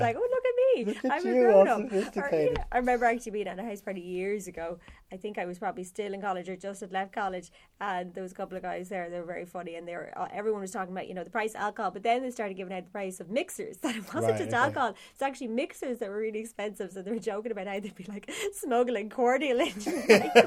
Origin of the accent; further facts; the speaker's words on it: Cavan, Ulster, Ireland; I'm from Cavan